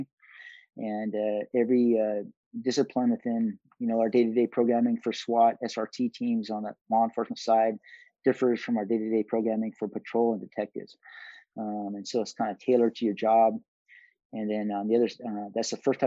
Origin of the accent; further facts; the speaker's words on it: Pinedale, Wyoming, United States; I grew up in a town called Pinedale